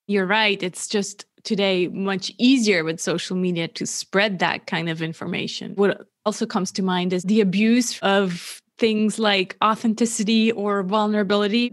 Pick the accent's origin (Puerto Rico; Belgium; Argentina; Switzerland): Switzerland; also born or lived in California; born and raised in Switzerland